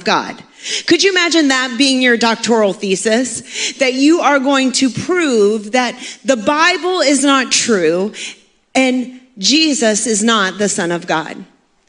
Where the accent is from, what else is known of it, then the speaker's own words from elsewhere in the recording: Maine, United States; also born or lived in Cincinnati, Ohio; now in Florida, United States; I grew up in Maine